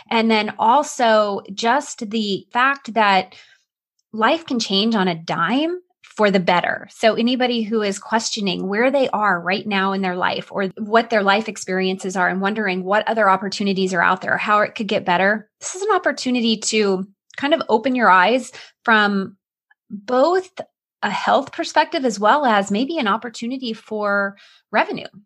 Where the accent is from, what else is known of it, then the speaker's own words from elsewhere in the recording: Illinois, United States; accent: Southern Illinois; And you'll probably notice that my Southern Illinois accent comes out. Anytime I hear Southern accents, it's like I oh. revert back from the Northeast accent to my roots.